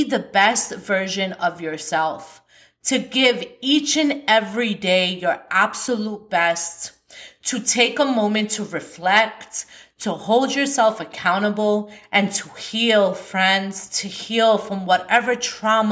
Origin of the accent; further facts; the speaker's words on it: New York, United States; I'm from New York